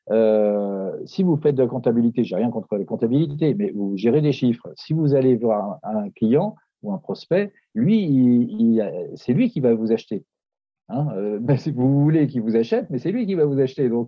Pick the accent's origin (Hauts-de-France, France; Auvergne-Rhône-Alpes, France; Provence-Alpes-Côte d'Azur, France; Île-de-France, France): Île-de-France, France; Paris; je suis de Paris